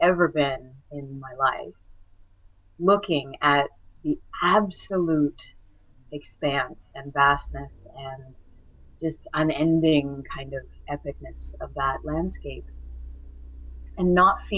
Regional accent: Alberta, Canada; I grew up in Alberta

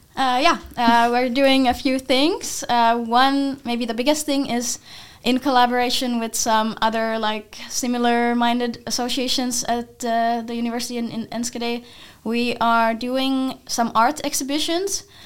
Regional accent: Finland; now in Netherlands; I'm from Finland

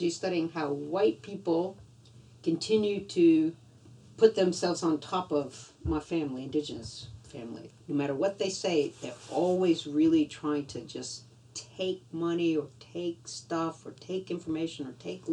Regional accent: Louisiana, United States; moved away; I grew up in Louisiana, you know, outdoors

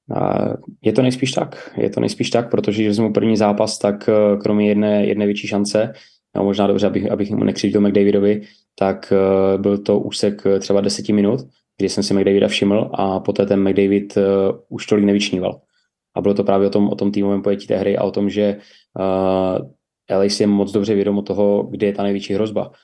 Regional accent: Ostrava, Moravian-Silesian Region, Czechia; pocházím z Ostravy

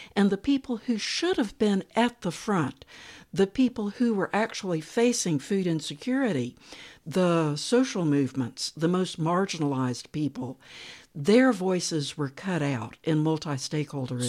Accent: United States; also born or lived in North Carolina; I needed to go back to the United States and work within my own culture

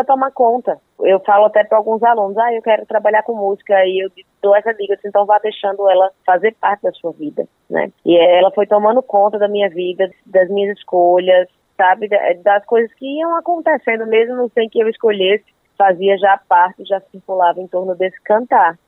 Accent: João Pessoa, Paraíba, Brazil; also born or lived in Mamanguape; Eu vim morar em João Pessoa com dois anos de idade. E aí, uma infância tranquila, cresci no bairro do Rangel, aqui, aqui em João Pessoa

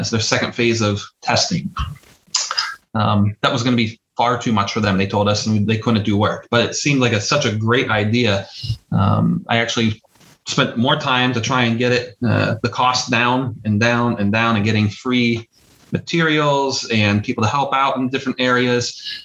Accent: Butler, Pennsylvania, United States; accent: Pittsburghy; Butler, PA

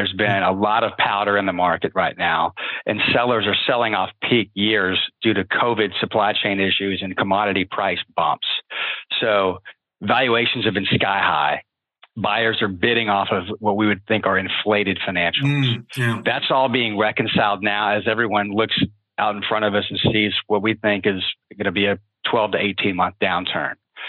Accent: Midwest, United States; Yeah, so we're from the Midwest.

